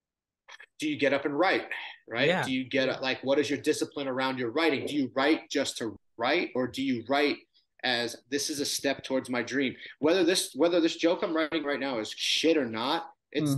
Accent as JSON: {"language": "English", "area": "Long Island", "region": "New York", "country": "United States", "tie": "born or raised there", "moved": "yes", "lives_now": "San Diego, United States", "said": "I grew up on Long Island, and tough middle-class working family"}